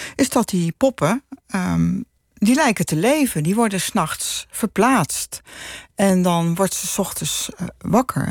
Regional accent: Utrecht, Netherlands; ik ben opgegroeid in de Damstraat

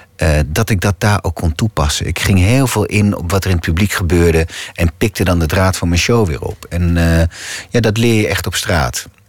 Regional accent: Hoogezand-Sappemeer, Groningen, Netherlands; accent: Gronings; first language Gronings; Dutch is a second language; moved away as an adult; now in Amsterdam, Netherlands; ik ben opgegroeid in Hoge Zand, Sappemeer

